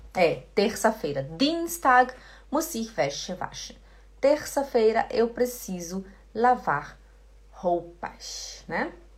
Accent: Belém, Pará, Brazil; eu sou de Belém do Pará. E lá no Belém do Pará a gente fala muito esse ti, ti, di, ti

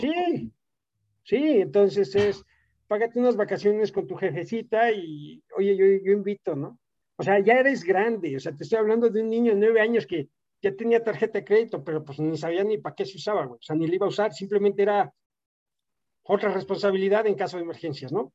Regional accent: Mexico; moved away as an adult; also born or lived in Italy / United States / Germany

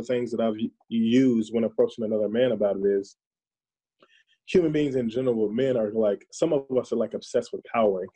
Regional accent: the South, United States; now in Minnesota, United States; I'm from the South

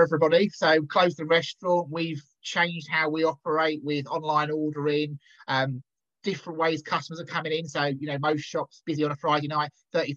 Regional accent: Kent, South East England, United Kingdom; moved away as an adult; also born or lived in London / Essex / Cornwall; now in Cumbria, United Kingdom; So we're both originally from Kent. So Kent, London and Essex is mainly where we've lived

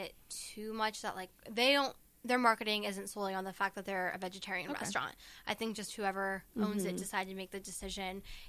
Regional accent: Warren, Ohio, United States; I'm from Warren

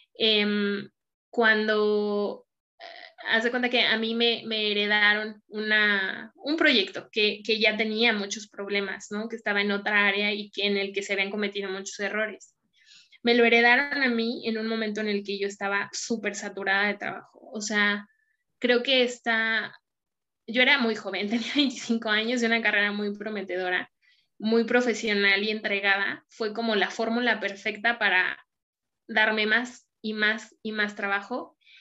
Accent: Mexico City, Mexico; now in Saltillo, Mexico; Hoy vivo en Saltillo, yo soy de la Ciudad de México

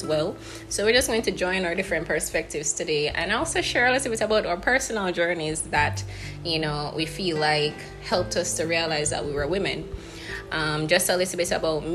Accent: Jamaica; as Black women, as Jamaican women

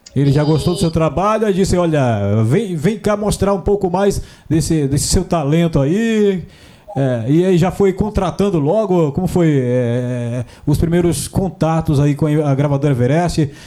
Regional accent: Northeast Region, Brazil; eu também sou nordestino

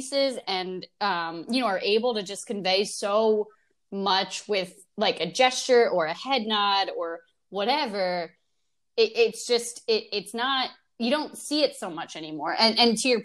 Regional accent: Oakland, New Jersey, United States; I called City Hall of my hometown, Oakland, New Jersey, when I was in, I had to be in like third or fourth grade

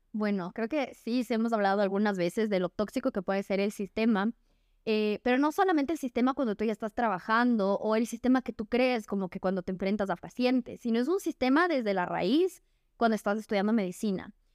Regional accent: Ecuador; soy ecuatoriana, orgullosamente.

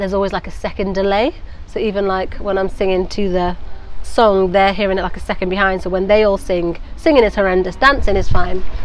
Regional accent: Nantwich, North West England, United Kingdom; moved away as an adult; now in London, United Kingdom; I grew up in Nantwich for yeah. 19 years before moving to London

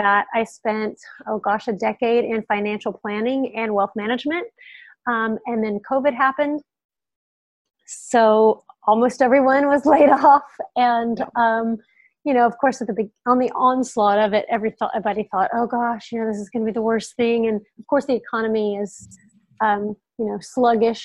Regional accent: near Houston, Texas, United States; I grew up in Texas, not that far from Houston, a really small town.

